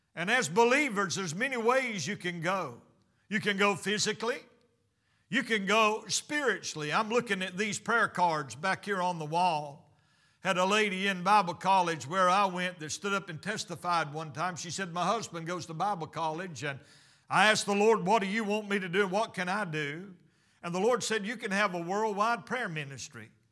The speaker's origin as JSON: {"language": "English", "country": "United States", "said": "I'm American"}